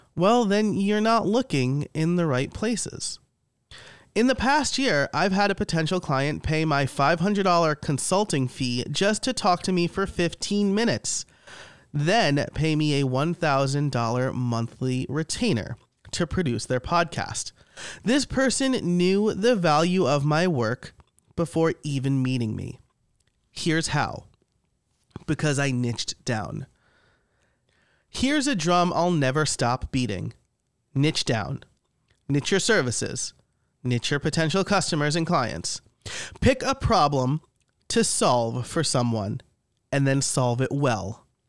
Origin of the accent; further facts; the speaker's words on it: New York, United States; I am Italian from New York